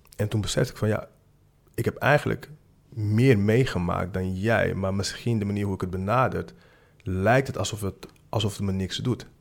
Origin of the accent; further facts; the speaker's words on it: Amsterdam, North Holland, Netherlands; ik kom uit Amsterdam-Zuid